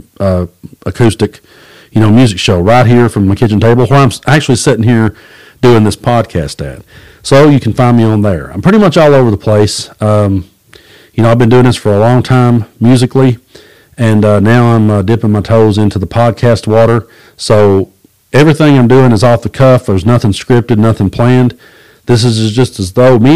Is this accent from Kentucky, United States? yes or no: yes; Middlesboro, Kentucky, United States; also born or lived in Tennessee / Cumberland Gap; So I was born on the Tennessee side. I grew up on the Kentucky side in the town of Middlesbrough